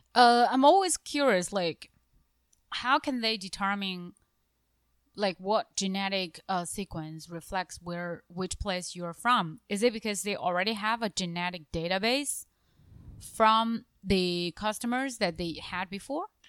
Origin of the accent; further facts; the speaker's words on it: northern Jiangxi, China; English is a second language; moved away; also born or lived in Japan; I'm from Jiangxi province, actually the north part of Jiangxi province